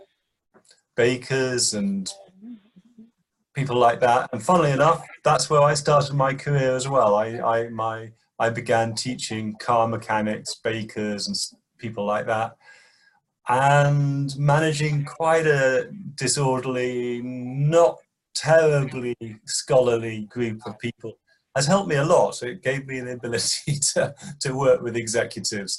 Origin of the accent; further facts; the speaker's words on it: Birmingham, West Midlands, United Kingdom; I grew up in Birmingham, which is a large industrial city in the middle of the United Kingdom.